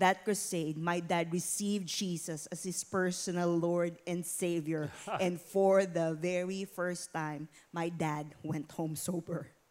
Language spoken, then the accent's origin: English; Philippines; born or raised there; moved away